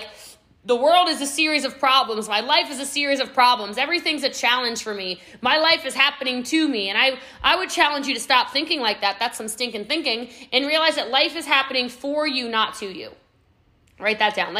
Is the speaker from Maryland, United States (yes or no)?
yes; Middletown, Maryland, United States; now in Frisco, United States; I am from Middletown, Maryland, y'all. Okay. I live in Texas now. I live in Frisco, Texas